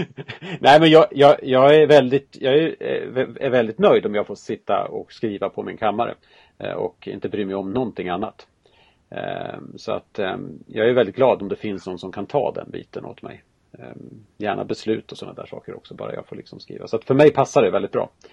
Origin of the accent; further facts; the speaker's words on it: Dalarna County, Sweden; Jag är ju från Dalarna